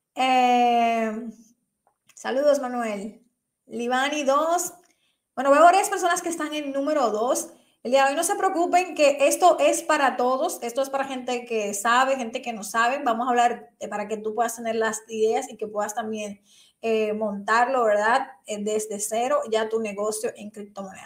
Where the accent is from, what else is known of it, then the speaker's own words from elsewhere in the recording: Dominican Republic; aquí en mi país, República Dominicana